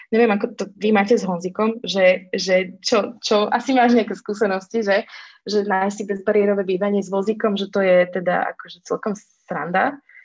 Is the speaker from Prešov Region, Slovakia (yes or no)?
no; Orava, Žilina Region, Slovakia; also born or lived in Dolný Kubín / Bratislava; ja pochádzam teda z Oravy